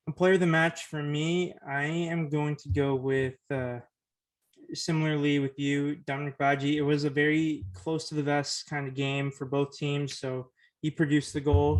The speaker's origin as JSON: {"language": "English", "town": "Oakland", "region": "California", "country": "United States", "tie": "born or raised there", "said": "I was born in Oakland. I've lived in the East Bay Area my whole life"}